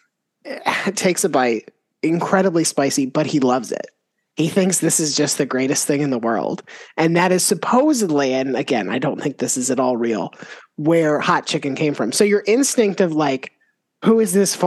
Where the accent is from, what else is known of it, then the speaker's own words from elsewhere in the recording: Florida, United States; I grew up in Florida